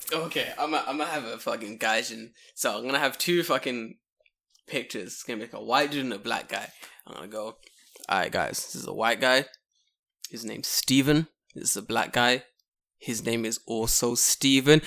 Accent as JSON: {"language": "English", "region": "England", "country": "United Kingdom", "moved": "as an adult", "lives_now": "Japan", "said": "I'm English"}